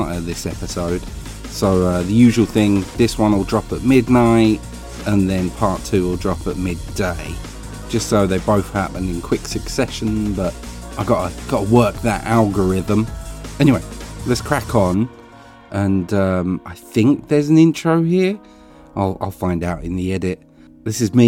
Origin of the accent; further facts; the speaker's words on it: Essex, East of England, United Kingdom; accent: Essex; I come across far more Essex when I'm confronted by someone of a similar accent to me, and I was in Essex, so I think genetically my accent kicked up